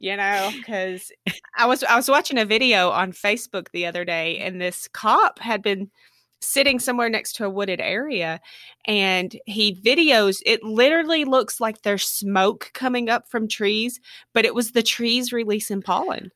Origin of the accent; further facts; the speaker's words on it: Tennessee, United States; now in Allen County, United States; I grew up in Tennessee and moved here in two thousand six.